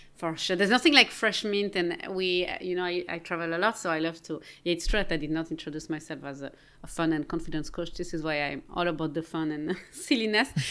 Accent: Geneva, Switzerland; moved away; I'm from Geneva, Switzerland

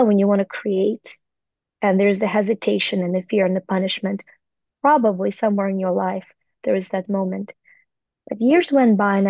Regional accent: Ukraine; moved away; I was born in the Soviet Union in Ukraine

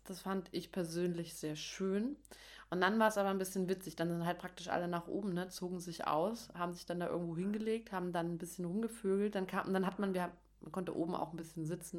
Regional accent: Dresden, Saxony, Germany; accent: Saxon; now in Berlin, Germany; Ich komme ja aus Dresden

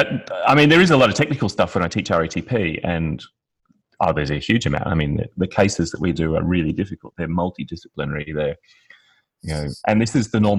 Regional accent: Australia; I'm from Australia.

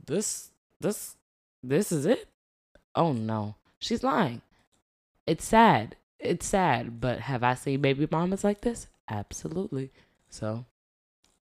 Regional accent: New York, United States; We grew up in New York

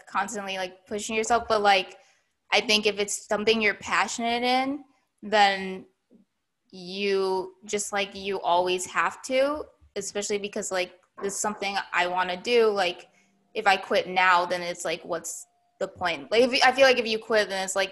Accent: United States; me being Asian American

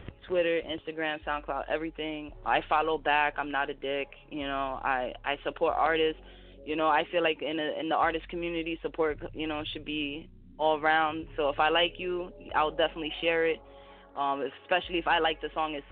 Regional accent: New Jersey, United States; my home state

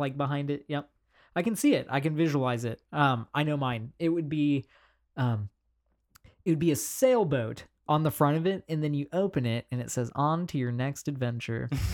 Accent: Kansas City, Missouri, United States; we are from Kansas City, Missouri

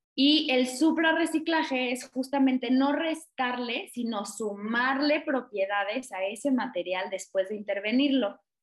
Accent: Mexico; lo que hemos visto como mexicanos

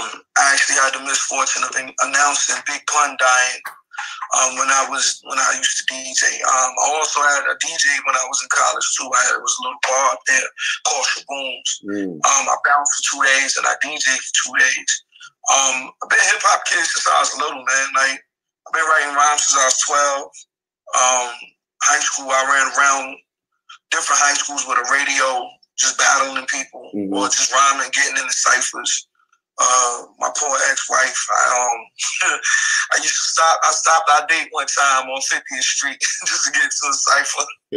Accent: New York City, New York, United States; also born or lived in Plattsburgh, New York; I am from Brownsville, Brooklyn. Raised Ocean Hill, Brownsville. To my mother … I lived in New York for 24 years, graduated from Westside High.

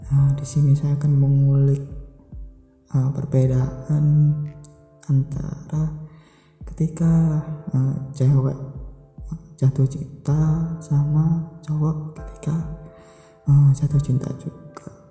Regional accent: Java, Indonesia; saya juga orang Jawa

